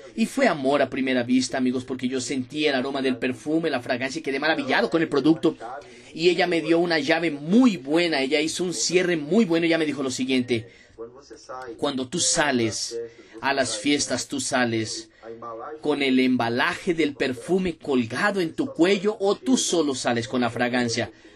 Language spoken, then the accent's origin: Spanish; Ladainha, Minas Gerais, Brazil; Yo soy de Minas Gerais, soy del interior de Minas Gerais, hoy tengo 27 años de edad, nacido y creado en Ladainha, ciudad de Minas Gerais